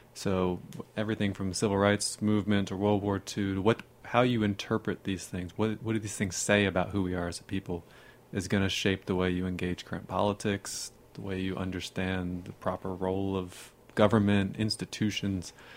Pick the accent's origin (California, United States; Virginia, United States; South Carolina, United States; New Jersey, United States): Virginia, United States; Northern; now in Texas, United States; I grew up near the Smithsonian